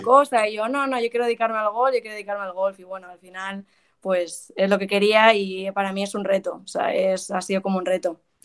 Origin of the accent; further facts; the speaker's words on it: Madrid, Community of Madrid, Spain; also born or lived in South Carolina; soy de aquí de Madrid. Eh, tengo 24 años, llevo aquí en Madrid toda mi vida